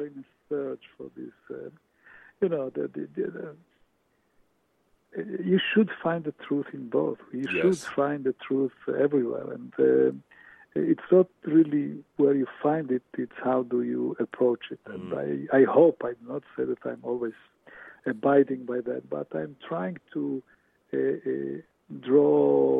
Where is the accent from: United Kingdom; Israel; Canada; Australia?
Israel; moved away as an adult; also born or lived in Romania; now in New York, United States; I was born in Romania, arrived to Israel at the age of 9 in 1959.